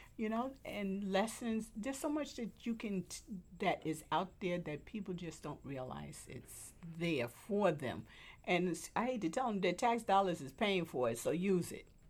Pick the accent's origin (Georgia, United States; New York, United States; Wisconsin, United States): New York, United States; New York City; also born or lived in Manhattan; now in Queens, United States; we moved from Manhattan to Brooklyn. Oh, I was still in elementary school. Um, I graduated from PS 72 over in Brooklyn